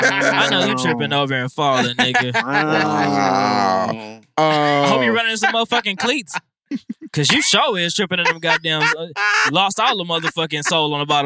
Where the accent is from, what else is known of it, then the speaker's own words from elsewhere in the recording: Milwaukee, Wisconsin, United States; Yeah, it was from Milwaukee. I was from Milwaukee.